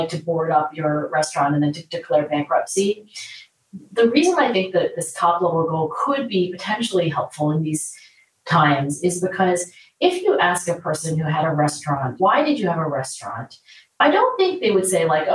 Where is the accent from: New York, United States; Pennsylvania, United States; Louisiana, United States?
Pennsylvania, United States; Philadelphia; my hometown of Philadelphia